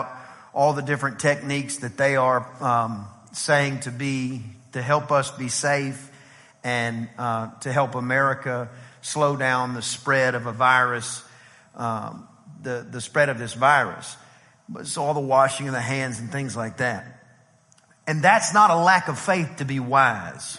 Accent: East Texas, United States; now in College Station, United States; I'm from East Texas

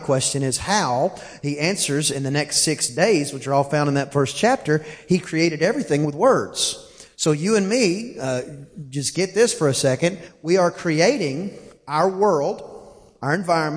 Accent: East Texas, United States; I'm from East Texas, and I say 10 like T-I-N

